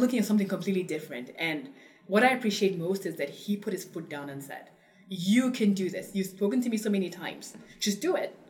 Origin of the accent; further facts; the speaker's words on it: Cameroon; moved away; also born or lived in England; I grew up in Cameroon